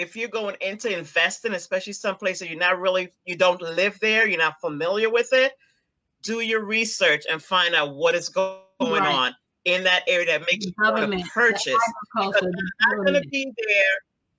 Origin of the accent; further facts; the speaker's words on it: Guyana; For example, I'm from Guyana. Okay. What's going on in Guyana now?